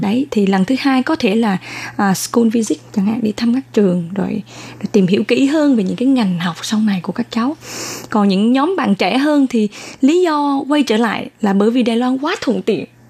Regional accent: Da Nang, Vietnam; moved away as an adult; now in Taiwan; Em uh, uh, sinh ra và lớn lên ở Đà Nẵng

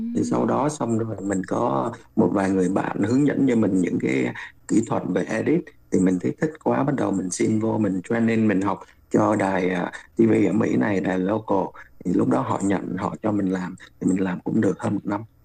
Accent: Ho Chi Minh City, Vietnam; moved away

